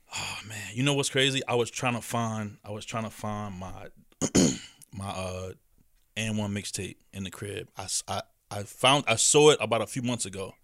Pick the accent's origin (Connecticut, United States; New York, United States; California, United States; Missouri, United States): New York, United States; New York City; as a young boy played growing up in Queens